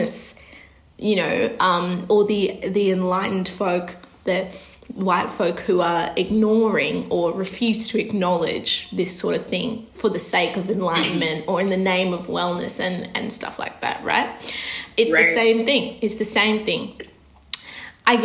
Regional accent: Australia; growing up in Australia

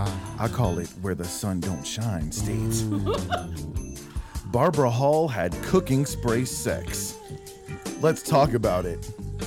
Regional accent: Netherlands; I'm from Holland. Isn't that weird?

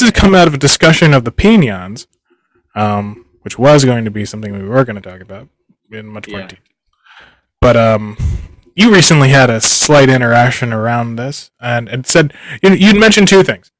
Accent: Philadelphia, Pennsylvania, United States; now in Japan; I'm a dude from Philadelphia who's lived in Japan for a little while

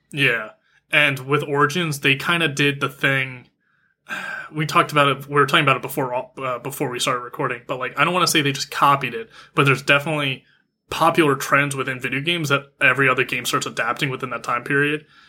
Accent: United States; I'm American

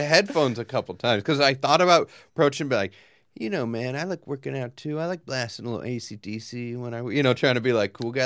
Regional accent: Long Beach, California, United States; the pool I grew up swimming in in Long Beach

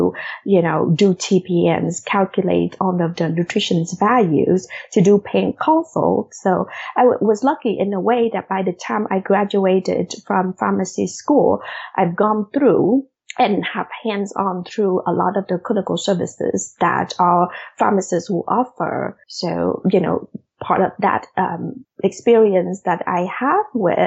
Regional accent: Vietnam; English is a second language; moved away as an adult; also born or lived in Des Moines, Iowa; now in United States; I actually had just, finished high school in Vietnam 2 days before we got on

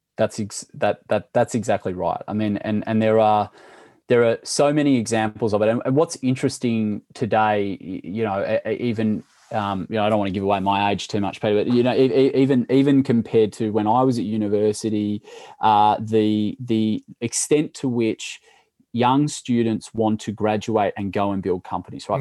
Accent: Sydney, New South Wales, Australia; also born or lived in Jakarta, Indonesia; I grew up in Sydney

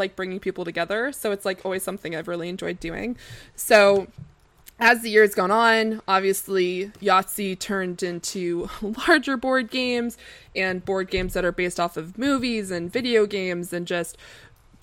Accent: Canada; as a Canadian

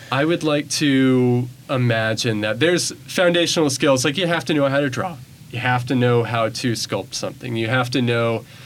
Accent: Bentonville, Arkansas, United States; moved away as an adult; now in Memphis, United States; I come from Bentonville, Arkansas, which is ooh, Walmart town, very well funded. Uh, Bentonville High School

